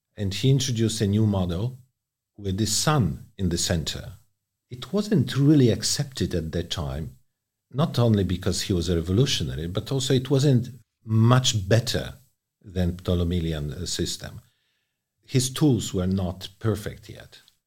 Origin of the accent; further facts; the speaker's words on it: Poland; moved away; my home country, Poland